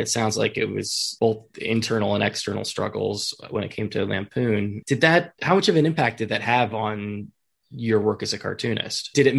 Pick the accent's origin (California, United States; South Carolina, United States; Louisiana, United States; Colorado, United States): California, United States; Fremont; I'm from the Bay Area originally. I'm from the East Bay.